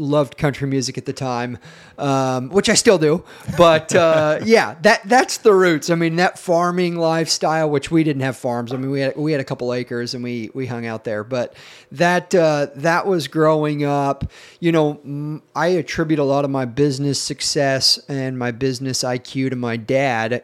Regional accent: Battle Ground, Washington, United States; also born or lived in Tennessee; I grew up here in Washington State, a little town called Battleground, which is north of Portland, Oregon, and spent most of my childhood there

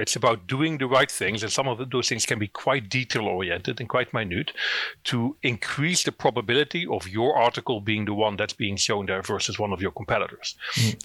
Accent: Netherlands; accent: Dutch; moved away as an adult; now in Northern Ireland, United Kingdom; I'm originally from the Netherlands. That's where the accent's from. I moved to Northern Ireland in 2009

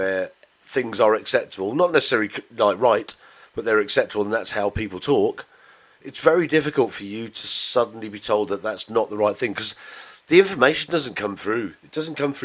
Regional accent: Bedford, East of England, United Kingdom

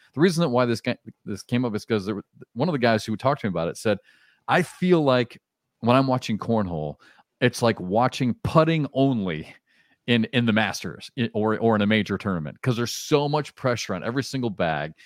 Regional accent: Iowa, United States; moved away as an adult; also born or lived in Kansas / Southeast US; now in Southeast, United States; I grew up in Iowa

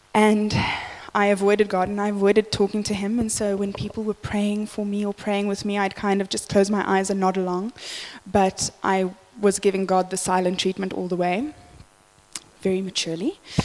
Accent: Johannesburg, Gauteng, South Africa; I grew up in the West Rand of Joburg

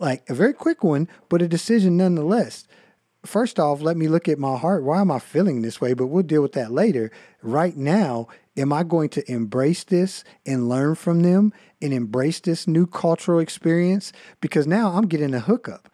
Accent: United States; I love being an American. I feel like I'm blessed to live here

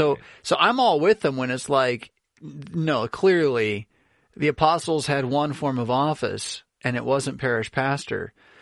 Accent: United States; as an American

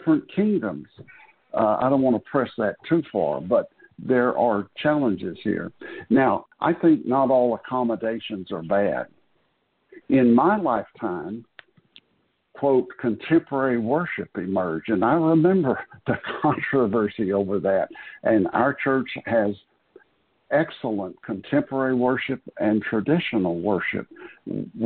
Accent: Florida, United States; When I grew up in Florida

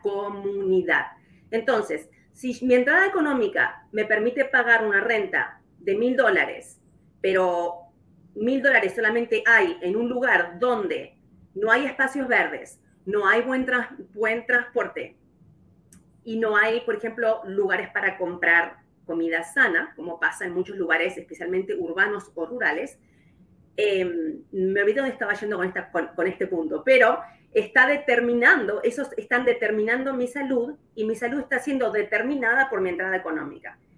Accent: Uruguay; moved away as an adult; now in Kansas City, United States; soy de Uruguay, como mencionaste, ya hace 22 años que estoy aquí en Kansas

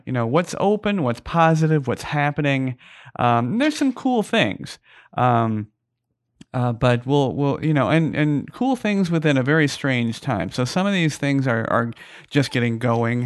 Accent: Phoenix, Arizona, United States; now in Las Vegas, United States; I'm originally from Phoenix, Arizona.

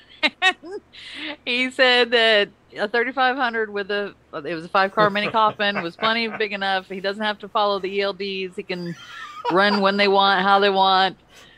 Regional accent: Missouri, United States; Well, no, I'm not Russian. I'm from Missouri.

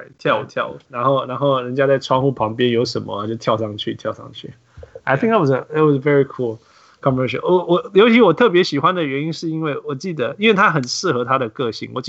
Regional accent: Canada; 他虽然我们是加拿大的，但是我超不喜欢他

